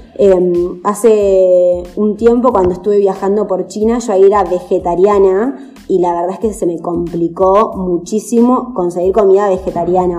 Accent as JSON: {"language": "Spanish", "town": "Chascomús", "region": "Buenos Aires Province", "country": "Argentina", "moved": "as an adult", "said": "yo soy de Chascomús, de provincia de Buenos Aires."}